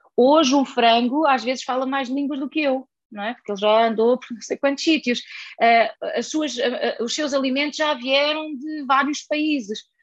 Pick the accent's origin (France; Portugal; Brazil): Portugal; Na aldeia onde eu cresci, se eu quiser encomendar uh, comida online, ninguém lá vai entregar comida